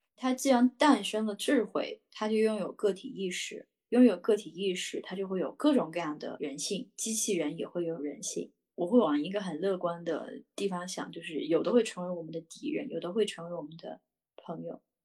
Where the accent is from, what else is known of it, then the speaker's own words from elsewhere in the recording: Yunnan, China; 我是云南人